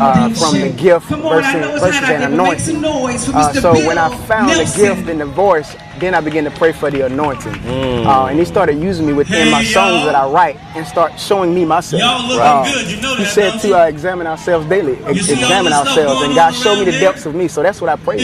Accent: Centenary, South Carolina, United States; also born or lived in Marion, South Carolina; I'm from Marion, South Carolina. And a little small town called Centenary, South Carolina.

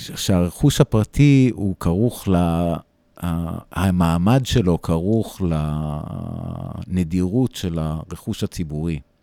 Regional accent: United States; now in Israel; אני נולדתי באמריקה, אני חייתי הרבה מהחיים שלי ב, בארצות הברית

